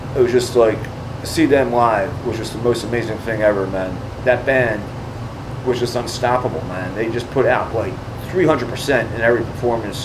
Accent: Philadelphia, Pennsylvania, United States; I was raised in North Philly

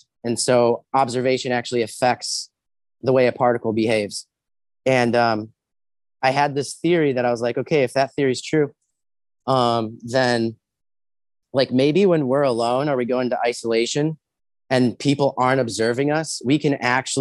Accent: Ohio, United States; I was born in Ohio.

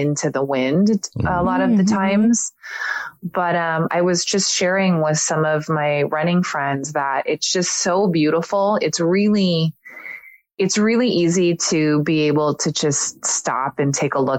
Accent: Redwood City, California, United States; moved away as an adult; now in Southern California, United States; I actually was born and raised in the city where my parents still live today, which is Redwood City, California

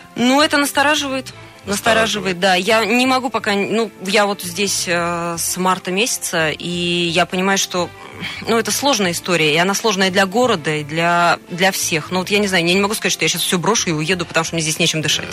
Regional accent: Tomsk, Tomsk Oblast, Russia; moved away as an adult; now in Krasnoyarsk, Russia; у нас на родине, в городе Томске

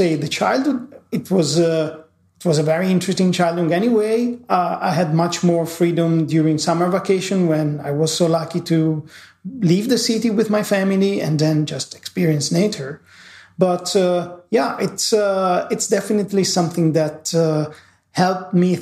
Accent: Milan, Lombardy, Italy; first language Italian; English is a second language; as you hear from my accent, I am from Italy. I was born in Milan

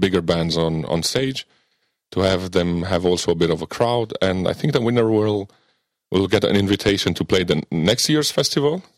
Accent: near Biertan, Transylvania, Romania; Biertan, which is a small medieval village in uh, uh, near my hometown

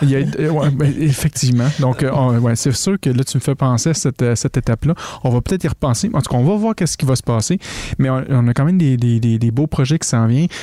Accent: Quebec, Canada; accent: Québécois (strong); que des petits Québécois décident de parler de maçonnerie, que les Français ont de la misère à nous, entendre des fois parce que mon accent est tellement fort

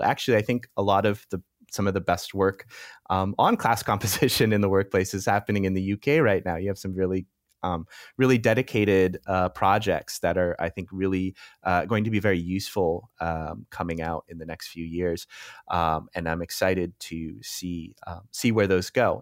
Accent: United States; moved away as an adult; now in Europe; I'm American, so, uh, often my reference points come from the U S, uh, although since I've moved to Europe

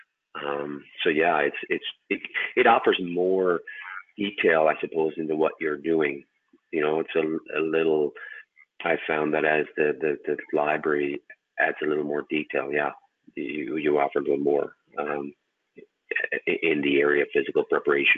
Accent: Canada; Being Canadian

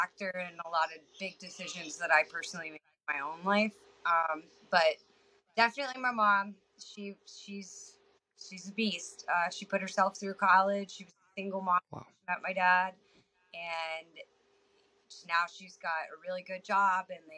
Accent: 30 minutes north of Atlanta, Georgia, United States; moved away as an adult; also born or lived in Tennessee / North Carolina; now in Texas, United States; I pretty much grew up 30 minutes north of Atlanta and spent most of my life there

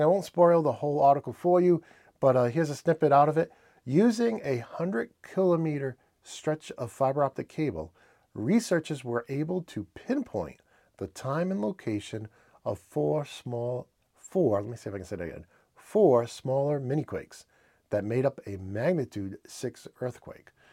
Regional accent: New England, United States; accent: New England; my New England accent

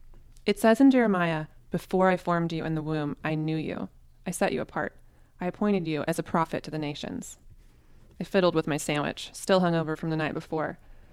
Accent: Tulsa, Oklahoma, United States; also born or lived in Austin, Texas; I had quit my corporate HR job in Austin, Texas, and moved back to Tulsa, Oklahoma, my hometown, with the idea that I would figure out a plan for my life.

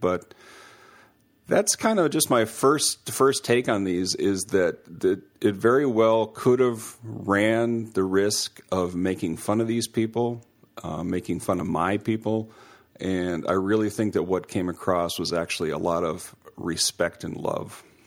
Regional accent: Minnesota, United States; grew up in uh, country, like Trevor said, in the country part of Minnesota

